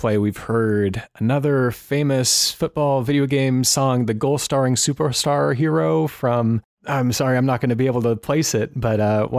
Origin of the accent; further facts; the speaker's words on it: United States; it's not something that I encounter regularly as an American